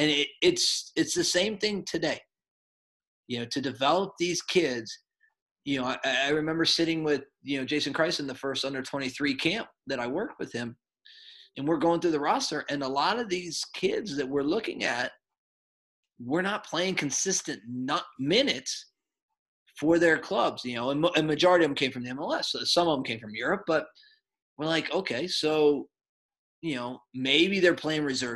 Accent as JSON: {"language": "English", "region": "New York", "country": "United States", "tie": "born or raised there", "said": "me growing up in New York, I'm a huge Yankee guy."}